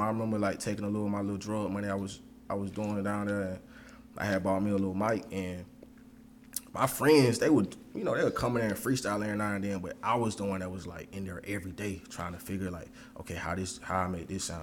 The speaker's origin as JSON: {"language": "English", "town": "Macon", "region": "Georgia", "country": "United States", "said": "I'm a kid from Macon. East Macon, to be exact"}